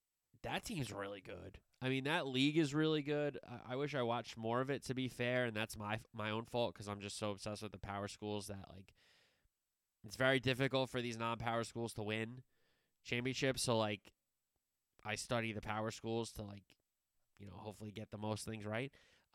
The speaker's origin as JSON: {"language": "English", "region": "New Jersey", "country": "United States", "tie": "born or raised there", "said": "growing up in New Jersey"}